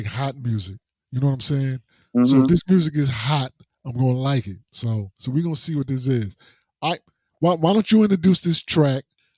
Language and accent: English; New Jersey, United States; accent: up top; moved away as an adult; now in Florida, United States; I'm originally from Jersey.